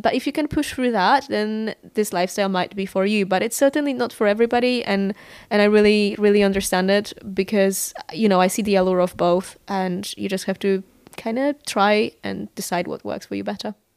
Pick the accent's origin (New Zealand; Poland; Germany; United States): Poland; Warsaw, Masovian Voivodeship; moved away as an adult; I was born in Warsaw and I lived there for uh, two decades before I moved out